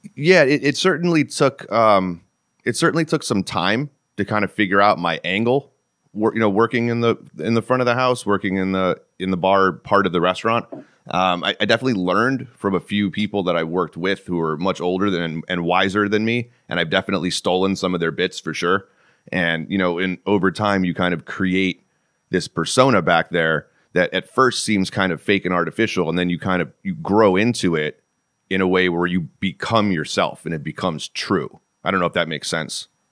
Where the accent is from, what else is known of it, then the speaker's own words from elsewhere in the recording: Connecticut, United States; moved away as an adult; also born or lived in Florida / Southern California / Oklahoma / Texas; Born and raised in Connecticut